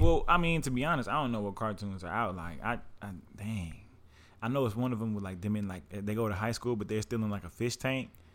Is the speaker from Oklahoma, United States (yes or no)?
yes; Oklahoma, United States; I'm from the Southwest